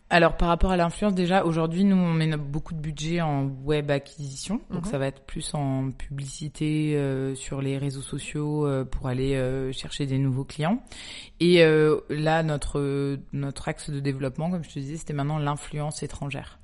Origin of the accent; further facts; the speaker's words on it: Toulouse, Occitania, France; moved away as an adult; also born or lived in Paris; now in Marseille, France; je suis de Toulouse avec mon mari